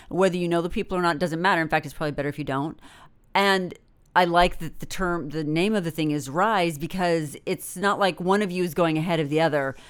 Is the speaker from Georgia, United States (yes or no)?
no; Northern California, United States; I'm from Northern California, and w, we lived in the shadow of Mount Shasta